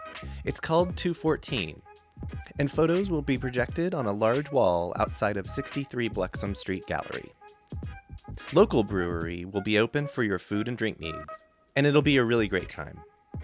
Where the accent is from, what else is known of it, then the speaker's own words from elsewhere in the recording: Texas, United States; moved away; I'm from Texas originally. Madisonville.